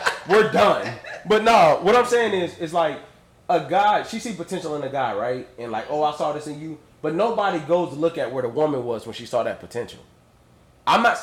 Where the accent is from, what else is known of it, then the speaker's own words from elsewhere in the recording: Raleigh, North Carolina, United States; moved away as an adult; now in Maryland, United States; I'm from North Carolina, Raleigh, North Carolina